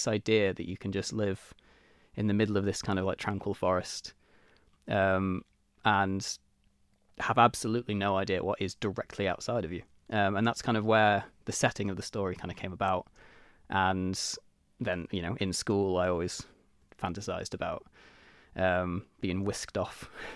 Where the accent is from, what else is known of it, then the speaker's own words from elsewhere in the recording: Isle of Man; I was born on the Isle of Man. I was raised in Mackled. I went to Albert Road, which was in Ramsey at the time.